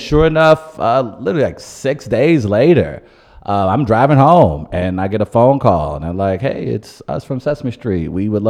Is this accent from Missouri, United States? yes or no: yes; St. Louis, Missouri, United States; also born or lived in North County; I am very much from the North Side. Mm-hmm. I my freshman year, I did the DSEG program, so I went out to Parkway Central.